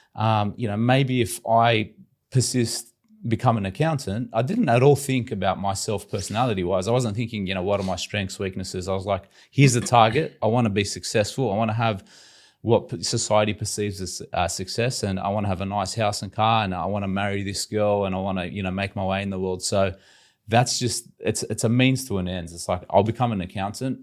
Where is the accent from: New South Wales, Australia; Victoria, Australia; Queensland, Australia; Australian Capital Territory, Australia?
New South Wales, Australia; Sydney; we grew up in Western Sydney in, you know, typical immigrant families, big Lebanese